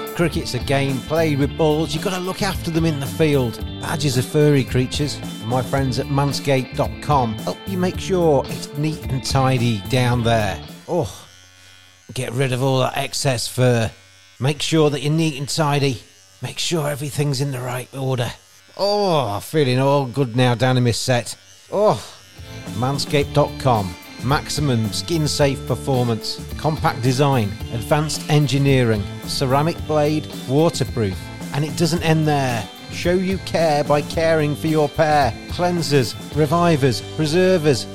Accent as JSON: {"language": "English", "region": "England", "country": "United Kingdom", "said": "I am English"}